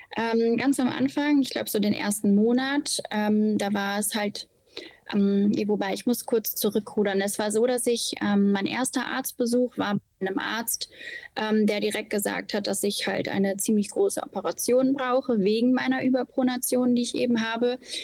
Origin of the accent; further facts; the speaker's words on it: Osnabrück, Lower Saxony, Germany; moved away as an adult; now in Bergisch Gladbach, Germany; komme gebürtig aus Osnabrück und lebe seit äh, viereinhalb Jahren in Nordrhein-Westfalen, jetzt in Bergisch Gladbach